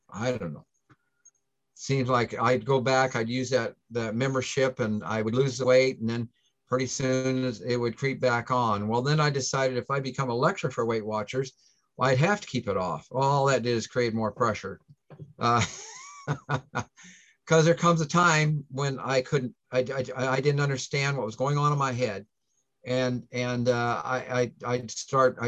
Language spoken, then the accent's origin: English; Plattsmouth, Nebraska, United States; I'm from the Omaha area, a town by the name of Plattsmouth